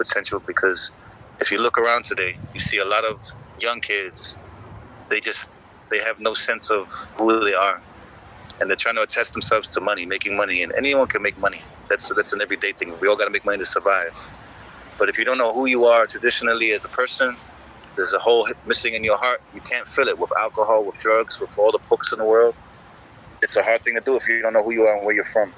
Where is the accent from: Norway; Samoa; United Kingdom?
Samoa; moved away; also born or lived in United States / New Zealand / Australia; I'm from Samoa, I'm raised there, and then I came overseas later with America, and then with New Zealand and Australia especially